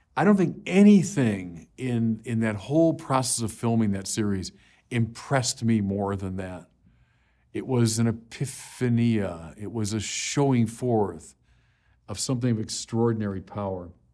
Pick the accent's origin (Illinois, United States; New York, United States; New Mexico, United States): Illinois, United States; Chicago; I was from Chicago